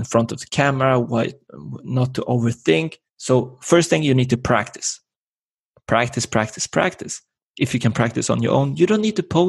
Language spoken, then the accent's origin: English; Sweden; And I was born here in Sweden.